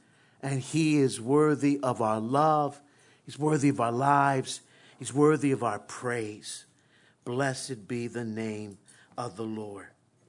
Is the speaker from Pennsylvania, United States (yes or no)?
yes; Philadelphia, Pennsylvania, United States; growing up in West Philly, born and raised, sometimes you just kind of have a lot of mouth